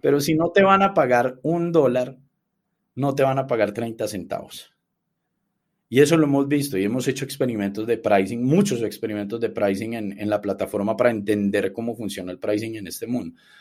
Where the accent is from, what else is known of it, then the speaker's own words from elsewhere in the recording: Medellín, Antioquia, Colombia; que nacimos en, en Colombia